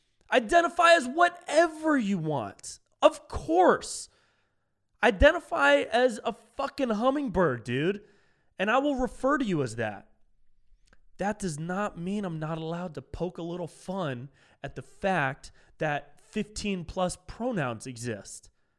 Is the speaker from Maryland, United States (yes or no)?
no; California, United States; Whenever I said, like, I'm from California, but I identify as a Miami Dolphin now.